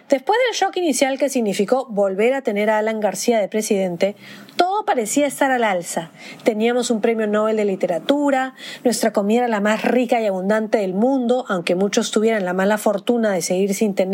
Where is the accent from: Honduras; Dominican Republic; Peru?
Peru; moved away; Quizás ser peruano sea vivir en un limbo, en ese ir y venir del que yo tampoco